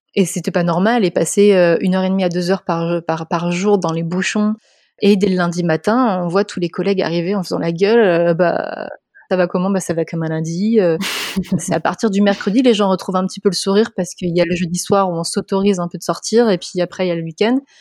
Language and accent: French; Montpellier, Occitania, France; je suis de Montpellier